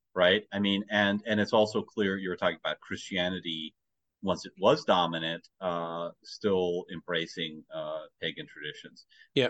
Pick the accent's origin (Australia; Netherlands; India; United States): United States; as an American, you know, we have our own history